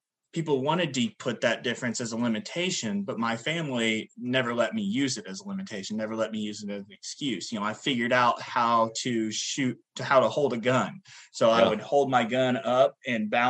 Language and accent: English; Du Quoin, Illinois, United States; I was born in Southern Illinois, very bottom of the state. So we're closer to Paducah, Kentucky and Tennessee than we are to Chicago